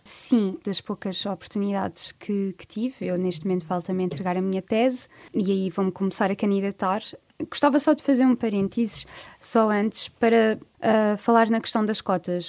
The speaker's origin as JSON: {"language": "Portuguese", "town": "Alcobertas", "region": "Santarém District", "country": "Portugal", "moved": "yes", "lives_now": "Lisbon, Portugal", "said": "eu venho claro. da Vila de Alcobertas, que é uma vila dentro do distrito de Santarém"}